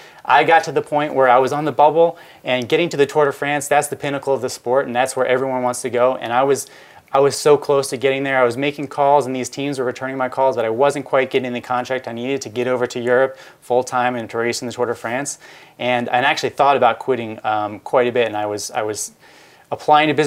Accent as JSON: {"language": "English", "town": "Philadelphia", "region": "Pennsylvania", "country": "United States", "tie": "born or raised there", "said": "I grew up in Philadelphia"}